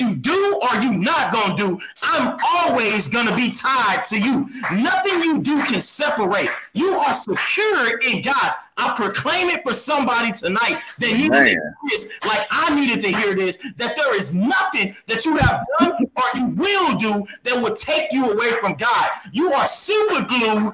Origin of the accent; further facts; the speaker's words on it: Texas, United States; I'm from Texas.